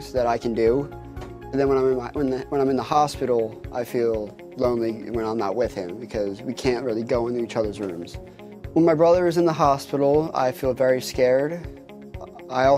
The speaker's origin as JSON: {"language": "English", "town": "Ocean City", "region": "New Jersey", "country": "United States", "tie": "born or raised there", "said": "I grew up in Ocean City, New Jersey"}